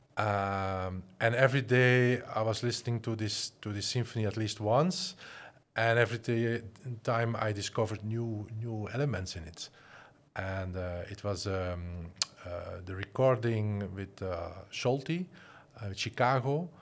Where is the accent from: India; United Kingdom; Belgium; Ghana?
Belgium; Flanders; moved away as an adult; also born or lived in Antwerp; now in Netherlands; I'm originally I'm from Flanders, and I'm working and living in the Netherlands